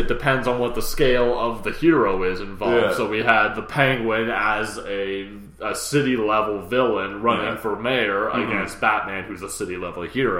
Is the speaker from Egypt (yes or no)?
no; Canada; And we're a Canadian.